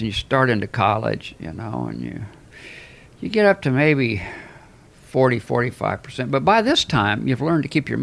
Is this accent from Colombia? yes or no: no; Albuquerque, New Mexico, United States; moved away; your life was like in Albuquerque compared to mine.